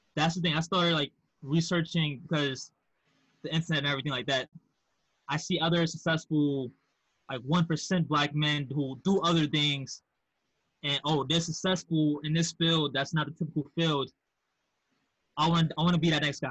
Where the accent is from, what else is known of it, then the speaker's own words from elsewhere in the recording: New York City, New York, United States; also born or lived in Manhasset, Long Island; I grew up in House Queens, but I went to high school in Manhasset, Long Island